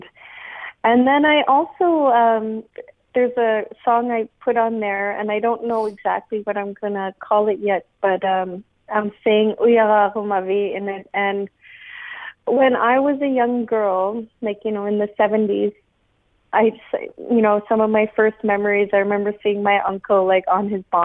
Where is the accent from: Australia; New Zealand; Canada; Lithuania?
Canada; Nunavut; growing up in Nunavut